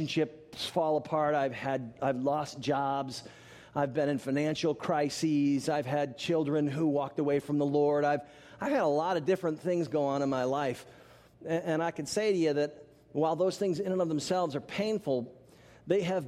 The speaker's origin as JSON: {"language": "English", "town": "Tallahassee", "region": "Florida", "country": "United States", "tie": "born or raised there", "said": "I'm back in my hometown of Tallahassee, Florida"}